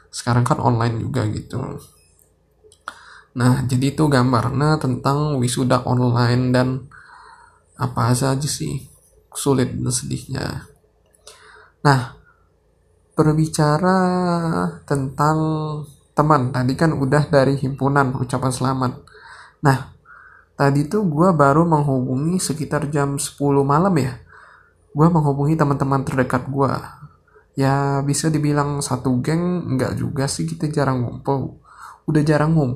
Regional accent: Sumatra, Indonesia; padahal kalau dari tempat gua dari Jakarta eh dari Bandara Jakarta Soekarno Hatta ke tempat gua di Sumatera itu biasanya 600 ribu

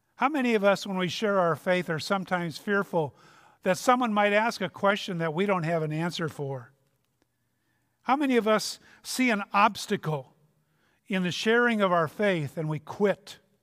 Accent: Minnesota, United States; I'm from Minnesota

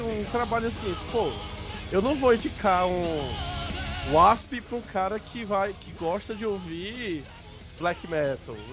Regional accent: Caruaru, Pernambuco, Brazil; Eu nasci em Caruaru também

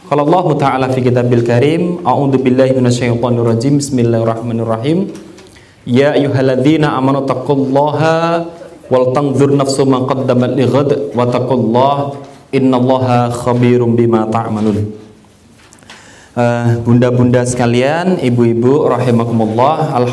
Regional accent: Yogyakarta, Special Region of Yogyakarta, Indonesia; Saya asli Jogja, ya kan?

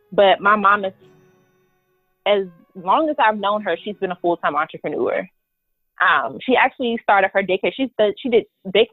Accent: Prince George's County, Maryland, United States; moved away as an adult; now in Delaware, United States; I'm from Prince George's County, Maryland, which is a suburb right outside of Washington, D.C.

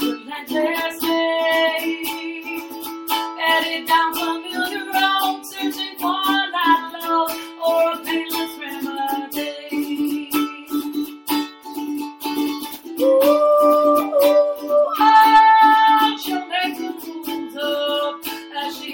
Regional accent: Haileybury and Kirkland Lake, Ontario, Canada; moved away; I'm heading up north to Haileybury and Kirkland Lake June 7th and 8th weekend, so I'm looking forward to that, hitting up my hometown.

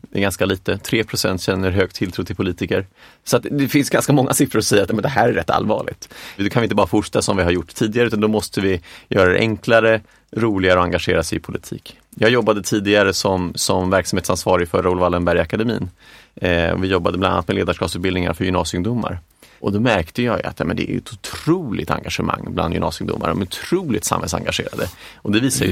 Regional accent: Stockholm, Stockholm County, Sweden; also born or lived in Boden / Lund / England; jag är uppvuxen, i, jag är från Stockholm

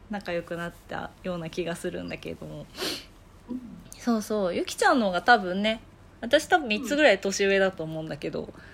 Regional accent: Kanazawa, Ishikawa, Japan; moved away as an adult; now in Tokyo, Japan; 出身は金沢なんだけど、えっと、大学生から東京に出てきて

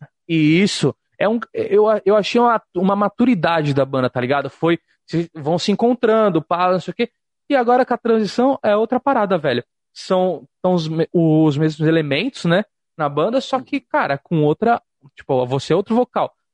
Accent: Santos, São Paulo, Brazil; na minha cidade, sou de Santos

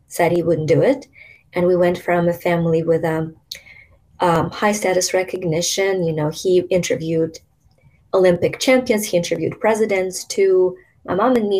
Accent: Ukraine; born or raised there; moved away

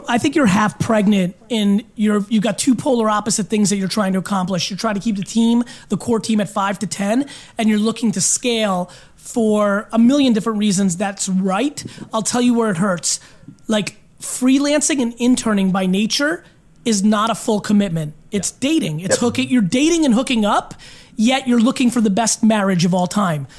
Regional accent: Belarus; born or raised there; moved away

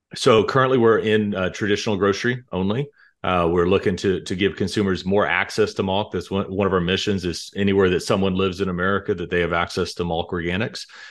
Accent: Dallas-Fort Worth area, Texas, United States; moved away as an adult; also born or lived in Colorado / Illinois / Chicago; We're both from the Dallas-Fort Worth area

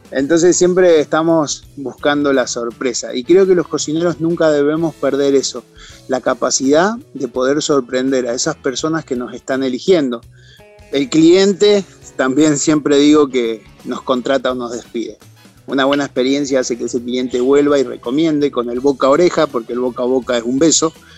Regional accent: San Pedro, Buenos Aires Province, Argentina; now in Mendoza, Argentina; Comencé a los 12 años en la ciudad de San Pedro, provincia de Buenos Aires, en donde soy oriundo, o de donde soy oriundo

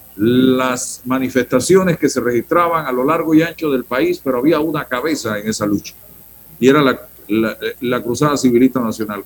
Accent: Panama; como ciudadano panameño, periodista, profesional

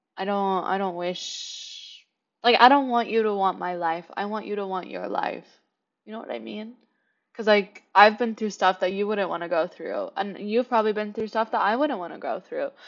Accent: Kansas City, Kansas, United States; moved away as an adult; now in New York City, United States; I was born and raised in Kansas City, Kansas, not Missouri

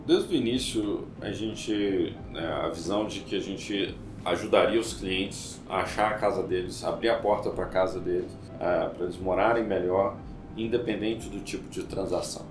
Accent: Minas Gerais, Brazil; Eu sou mineiro

